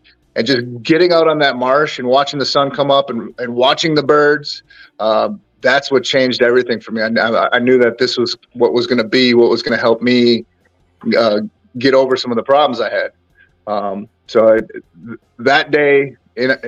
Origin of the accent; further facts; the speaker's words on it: north of Green Bay, Northeast Wisconsin, United States; I grew up in Northeast Wisconsin, about half hour north of Green Bay